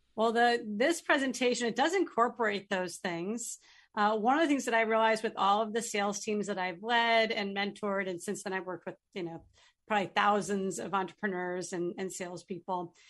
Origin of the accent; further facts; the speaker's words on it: Chelmsford, Massachusetts, United States; moved away as an adult; now in New Hampshire, United States; I grew up in Chelmsford, Massachusetts, and live in New Hampshire now